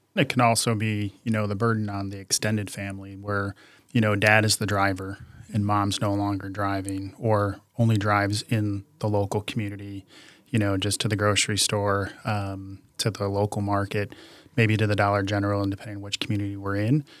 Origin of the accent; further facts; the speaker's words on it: outside of Chicago, Illinois, United States; I grew up outside of Chicago